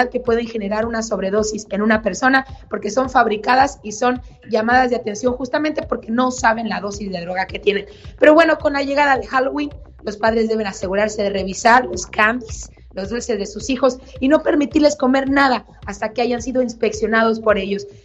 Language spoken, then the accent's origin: Spanish; Sonora, Mexico; Pero dicen por ahí que como buen sonorense, eh, optamos por Julio